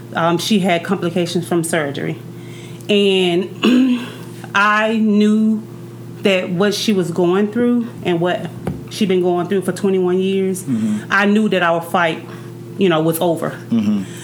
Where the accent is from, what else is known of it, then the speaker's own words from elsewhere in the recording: Alabama, United States; I'm actually from Alabama.